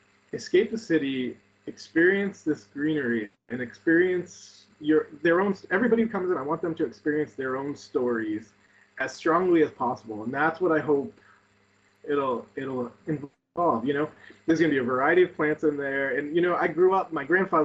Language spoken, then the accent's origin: English; New Bedford, Massachusetts, United States; my hometown of New Bedford, Massachusetts